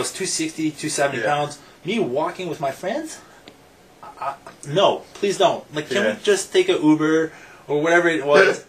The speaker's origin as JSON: {"language": "English", "town": "Rockland", "region": "Ontario", "country": "Canada", "tie": "born or raised there", "moved": "as an adult", "said": "I grew up in Rockland, and I'm Quebec is all on the other side of the river."}